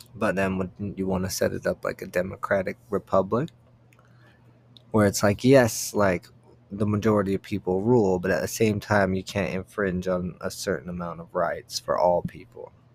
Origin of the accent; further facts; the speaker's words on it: United States; I'm from America